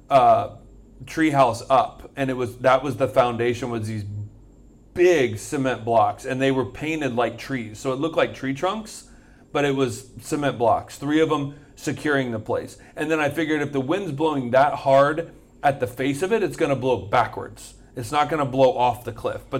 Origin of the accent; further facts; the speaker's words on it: Florida, United States; a big deal. We're from Florida.